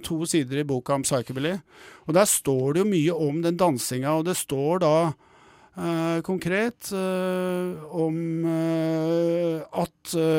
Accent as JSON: {"language": "Norwegian", "region": "Oslo", "country": "Norway", "said": "jeg er fra Bjølsen sjøl."}